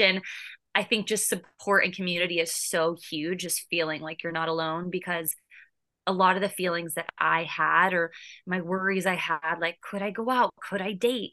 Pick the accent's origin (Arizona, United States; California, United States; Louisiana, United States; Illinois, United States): California, United States; moved away as an adult; also born or lived in Boston; now in New York City, United States